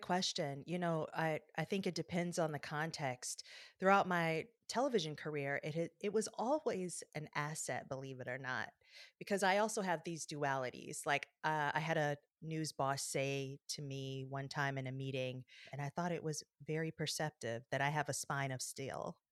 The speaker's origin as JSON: {"language": "English", "town": "Detroit", "region": "Michigan", "country": "United States", "tie": "born or raised there", "said": "I grew up in Detroit, Michigan"}